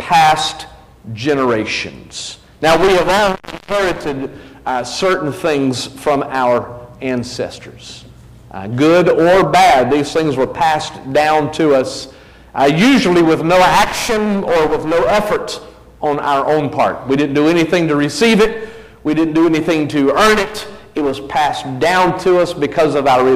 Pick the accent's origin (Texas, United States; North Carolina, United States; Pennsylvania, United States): North Carolina, United States; New Bern; also born or lived in mountains of Virginia; I was born in Virginia, the mountains of Virginia, grew up in New Bern